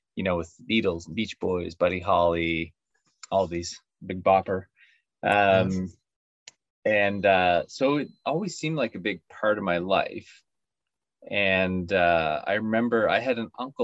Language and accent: English; Saint John, New Brunswick, Canada; also born or lived in Boston / Antigonish / Miami; So I was born and raised in St. John